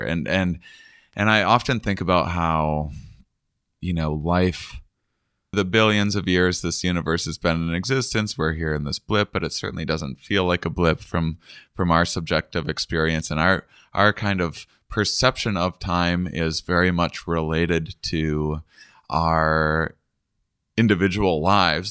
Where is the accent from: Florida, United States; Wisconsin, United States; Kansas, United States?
Wisconsin, United States; moved away; I'm from Wisconsin originally, and I always, uh, small, uh, smallish town in Wisconsin